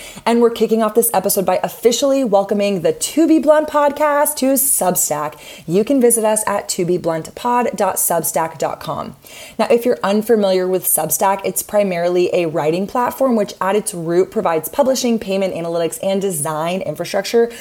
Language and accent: English; Austin, Texas, United States; my hometown of Austin, Texas